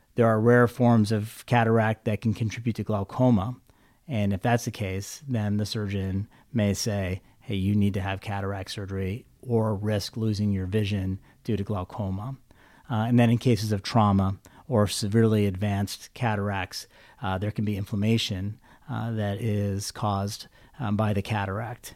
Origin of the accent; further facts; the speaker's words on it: Visalia, California, United States; moved away as an adult; also born or lived in Stockton, California; now in Fresno, United States; I'm a Valley native. I grew up in Visalia